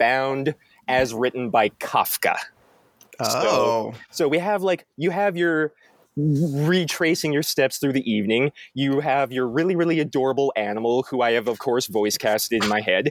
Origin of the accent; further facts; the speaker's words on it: Gimli, Manitoba, Canada; I'm from Gimli